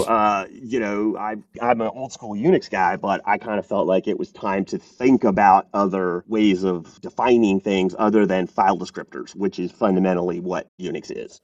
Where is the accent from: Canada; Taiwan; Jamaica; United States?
United States; also born or lived in Paris, France / Bulgaria; now in Atlanta, United States; I'm American